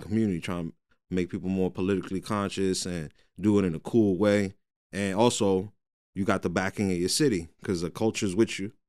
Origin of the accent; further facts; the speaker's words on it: Jersey City, New Jersey, United States; I'm born and raised in Jersey City